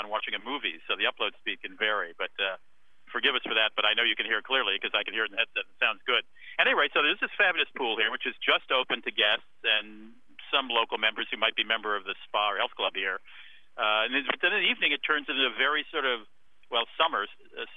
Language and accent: English; Minnesota, United States; my home state of Minnesota